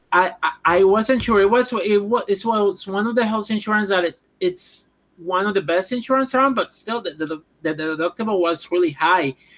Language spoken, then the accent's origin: English; Puerto Rico; English is a second language; moved away as an adult; now in United States; I'm from Puerto Rico